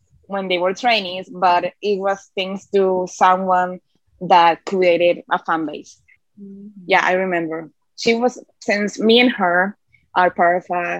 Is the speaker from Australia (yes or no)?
no; Puerto Rico; I'm from Puerto Rico and I'm the admin behind … USA